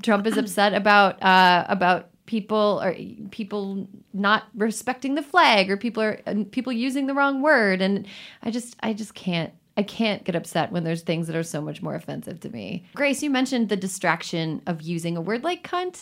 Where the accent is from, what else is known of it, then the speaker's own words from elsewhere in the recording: Wisconsin, United States; I am from Wisconsin. We do churn our own butter there.